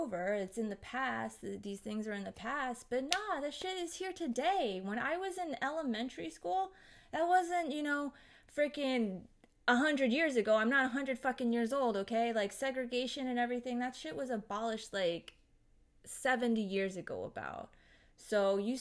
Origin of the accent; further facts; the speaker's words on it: United States; I grew up here in America